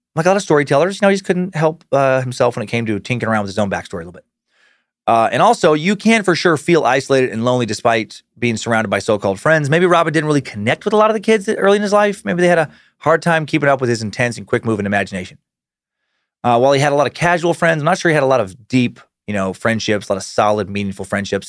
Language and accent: English; Riggins, Idaho, United States; also born or lived in Anchorage, Alaska / Las Vegas, Nevada; I was born in Riggins, but I left so young I didn't have any friends I was returning to. Then I left Riggins to go to high school my freshman, sophomore year in Las Vegas